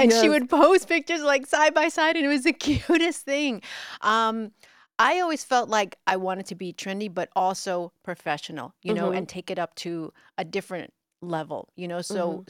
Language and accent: English; New York City, New York, United States; accent: New York; Was born, you know, in Bay Ridge, and I grew up in the city and then moved to Jersey. But so my accent was a New York accent.